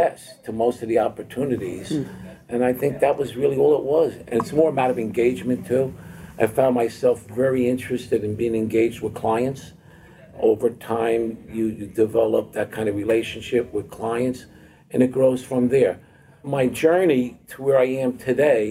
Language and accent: English; Hoboken, New Jersey, United States; we grew up in Hoboken, New Jersey